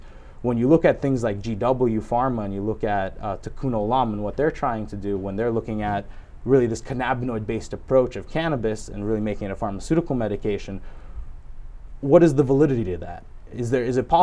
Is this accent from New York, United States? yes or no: yes; New York, United States; coming from my home state, New York